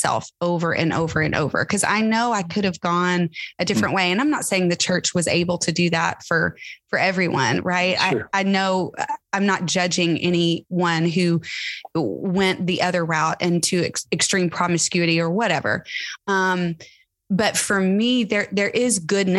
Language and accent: English; Tyler, Texas, United States; I grew up in Tyler, Texas, going to a mega church, mega Baptist church